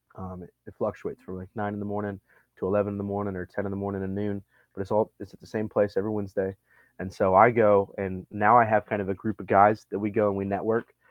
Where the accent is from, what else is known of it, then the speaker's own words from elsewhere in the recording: Montana, United States; moved away as an adult; also born or lived in Libby, Montana / Arizona / upstate New York; now in Texas, United States; Born and raised in Montana